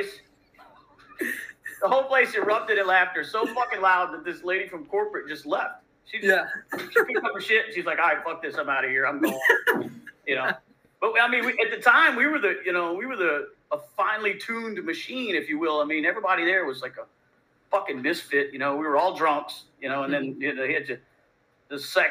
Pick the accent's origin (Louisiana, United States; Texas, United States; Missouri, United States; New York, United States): Louisiana, United States; I'm from Louisiana